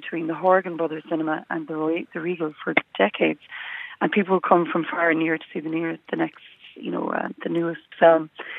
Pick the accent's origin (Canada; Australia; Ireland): Ireland; Youghal, Munster; growing up in Yall